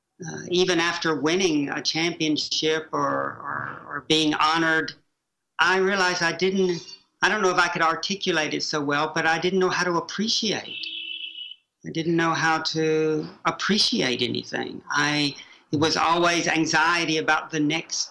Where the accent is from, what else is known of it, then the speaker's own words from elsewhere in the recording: Chattanooga, Tennessee, United States; moved away as an adult; also born or lived in Oxford; my world growing up in Prairie Peninsula, Chattanooga, Tennessee